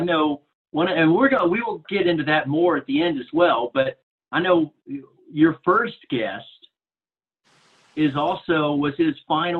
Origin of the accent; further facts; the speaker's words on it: Dallas, Texas, United States; of course I'm from Dallas